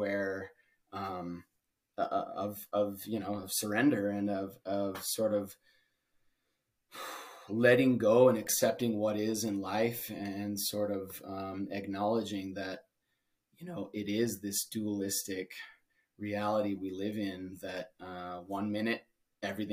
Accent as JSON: {"language": "English", "region": "Utah", "country": "United States", "tie": "born or raised there", "moved": "yes", "said": "growing up in Utah in a religious community"}